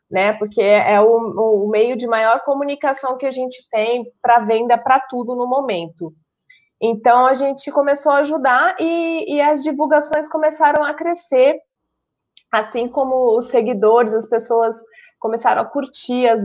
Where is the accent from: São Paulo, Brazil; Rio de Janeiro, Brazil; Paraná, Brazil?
Rio de Janeiro, Brazil; now in Taboão da Serra, Brazil; eu sou carioca, apesar do sotaque ser misturado.